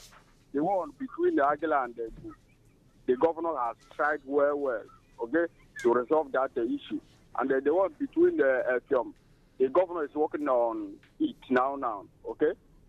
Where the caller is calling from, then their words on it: Owerri, Imo, Nigeria; I'm calling from Owerri in Imo State.